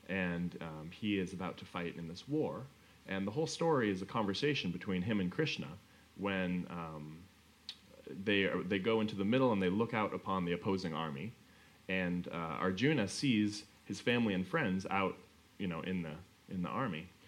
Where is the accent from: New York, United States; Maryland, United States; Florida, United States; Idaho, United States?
Idaho, United States; Pocatello; we grew up in Pocatello, Idaho, which is um, pretty close to the border of Utah, and it's kind of uh, it's Mormon country.